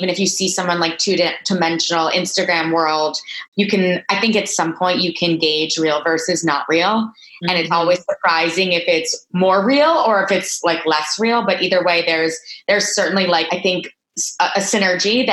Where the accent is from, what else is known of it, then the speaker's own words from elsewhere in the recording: Miami Beach, Florida, United States; moved away as an adult; also born or lived in Boston; now in New York, United States; I was born in Miami Beach, born and raised, three brothers